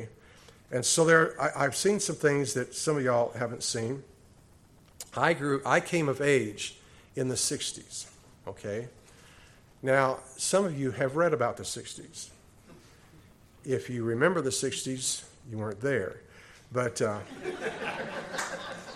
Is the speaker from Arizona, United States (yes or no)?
yes; Cochise County, Arizona, United States; Being a native to Arizona, I have grown up with rattlesnakes.